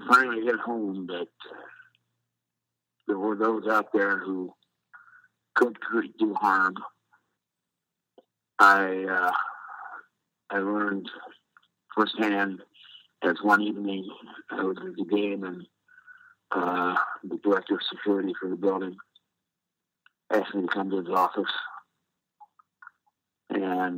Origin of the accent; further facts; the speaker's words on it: Ohio, United States; moved away as an adult; also born or lived in Milwaukee; when I went to Cleveland, I went back to my home state